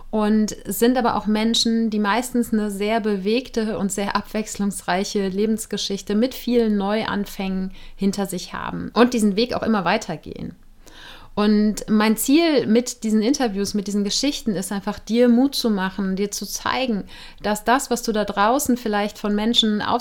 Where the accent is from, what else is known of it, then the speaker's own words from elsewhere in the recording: Cologne, North Rhine-Westphalia, Germany; inzwischen 40 Jahre alt. Ich komme aus Köln, wo ich im Moment auch wieder mal bin.